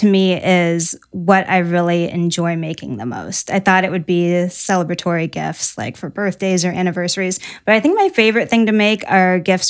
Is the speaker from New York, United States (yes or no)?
no; Ohio, United States; also born or lived in Washington State; now in South Bend, United States; I grew up in Ohio.